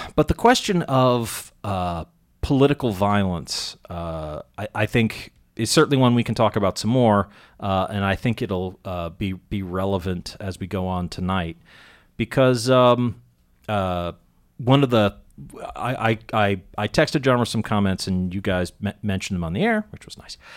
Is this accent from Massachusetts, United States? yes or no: yes; Andover, Massachusetts, United States; I grew up in Andover, Mass.